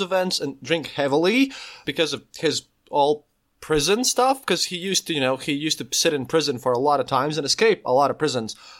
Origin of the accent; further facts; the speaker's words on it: Latvia; I'm a podcaster from Latvia. I live literally on the Eastern Border, normally, literally twenty kilometers from the Russian border